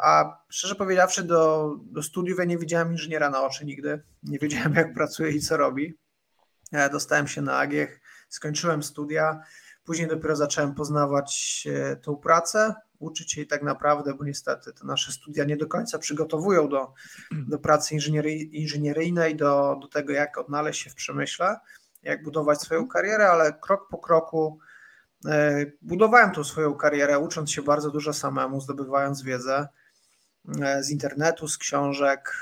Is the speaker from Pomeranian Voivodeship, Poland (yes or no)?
no; Radomyśl Wielki, Subcarpathian Voivodeship, Poland; moved away; zwykła polska rodzina gdzieś z Podkarpacia, z bardzo małej miejscowości. Nie powiem wsi, bo bym obraził osoby, które tam mieszkają. mamy prawa miejskie w Radomyślu Wielkim